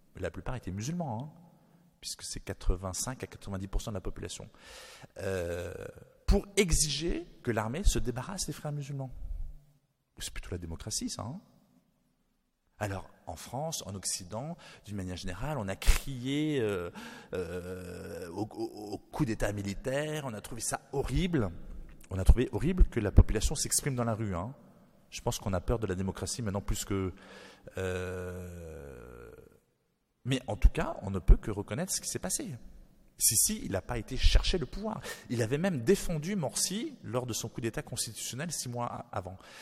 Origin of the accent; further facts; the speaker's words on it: New Caledonia; je suis né en Nouvelle-Calédonie